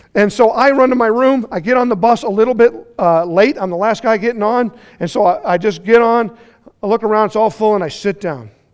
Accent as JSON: {"language": "English", "region": "Colorado", "country": "United States", "said": "I'm from Colorado"}